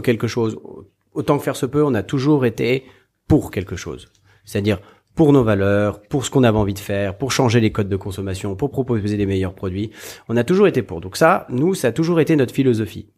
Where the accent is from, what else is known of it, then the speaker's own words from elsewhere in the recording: Haute-Savoie, Auvergne-Rhône-Alpes, France; also born or lived in south of France; je suis né dans le sud de la France et j'ai vécu toute mon enfance en Haute-Savoie